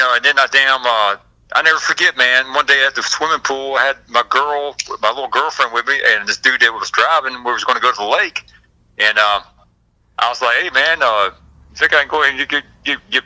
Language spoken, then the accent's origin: English; Forest Park, Georgia, United States; also born or lived in East Cobb, Georgia; I'm from the Forest Park, Clayton County